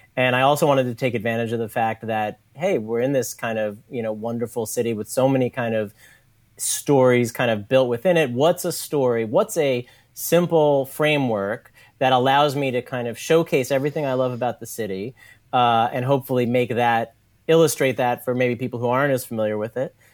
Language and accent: English; New York City, New York, United States; also born or lived in Brooklyn; I grew up in New York City. I grew up on the Lower East Side